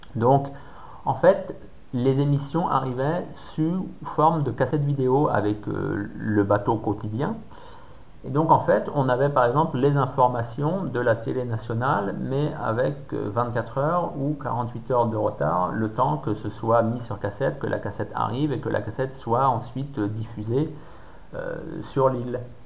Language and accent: French; France; les gens comprenaient que j'étais français